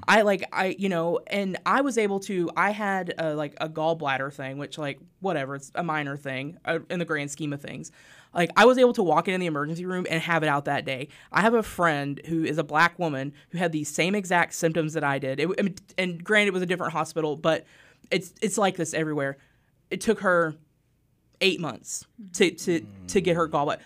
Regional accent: Harrison, Arkansas, United States; moved away; So I grew up in Harrison, Arkansas

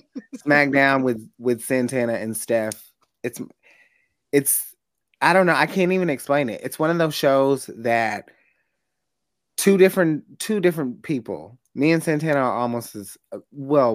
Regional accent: Nashville, Tennessee, United States; at the Nashville SC game holding it down in my hometown

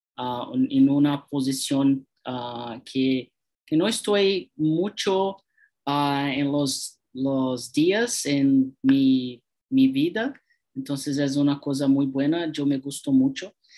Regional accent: São Paulo, Brazil; Spanish is a second language; tengo 33 años, yo soy de São Paulo

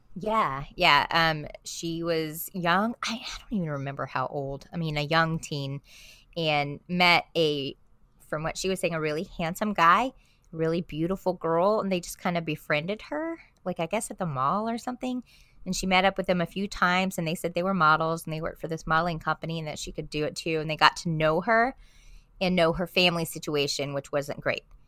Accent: South Florida, United States; moved away; I grew up in South Florida, I'm just a Florida girl at heart.

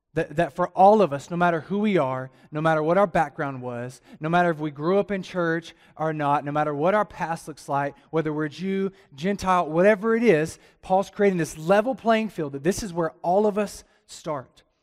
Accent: Alabama, United States; also born or lived in Atlanta, Georgia; now in Las Cruces, United States; I'm from Alabama

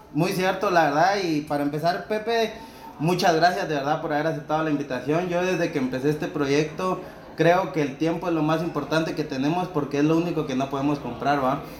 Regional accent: Villa Nueva, Guatemala Department, Guatemala; de donde yo soy, de Bárcenas Villanueva

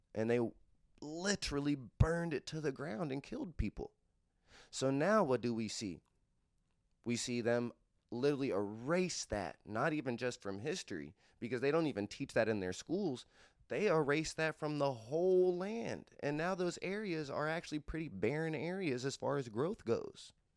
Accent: Cincinnati, Ohio, United States; I am from Clifton Gaslight. It is not a hood of Cincinnati. It's actually one of the nicer neighborhoods of Cincinnati. Uh, in the era I grew up in, though, uh, Clifton Gaslight was the spot

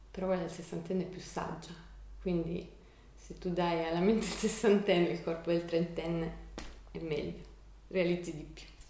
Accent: Copertino, Apulia, Italy; moved away as an adult; also born or lived in Milan; sono di Copertino, mm, mamma di Lecce e papà di Copertino. Sono tornata nel mio paese da un paio d'anni, dopo essere stata a Milano per 12 anni

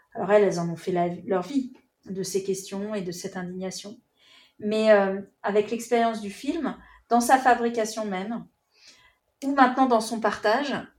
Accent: France; on est français

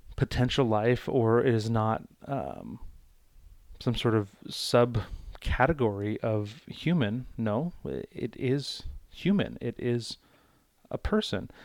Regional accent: United States; as an American citizen, as someone living in the United States

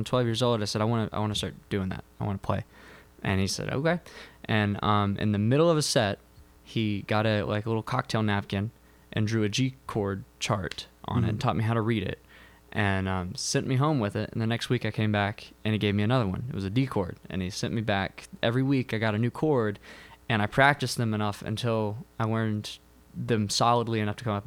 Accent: Macon, Georgia, United States; moved away as an adult; now in Dahlonega, United States; I'm from Macon. I live in Dahlonega

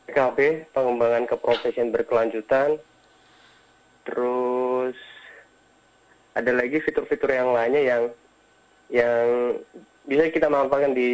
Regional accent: Central Java, Indonesia; Uh, saya dari uh, Jawa Tengah, jadi uh, di rumah belajar uh, Provinsi Jawa Tengah di tahun 2018.

